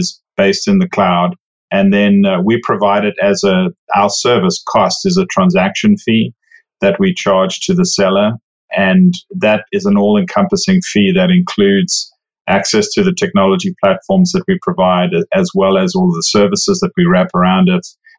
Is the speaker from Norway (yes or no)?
no; South Africa; moved away as an adult; now in Overland Park, United States; I actually, as you can probably tell from the accent, didn't grow up in the US. I grew up in South Africa.